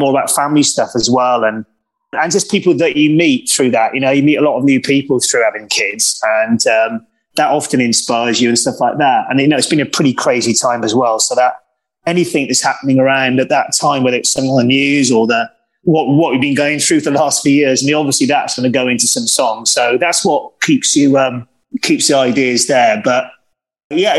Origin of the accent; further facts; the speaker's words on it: South Wales, United Kingdom; moved away as an adult; also born or lived in London; when I first met John and we were growing up in South Wales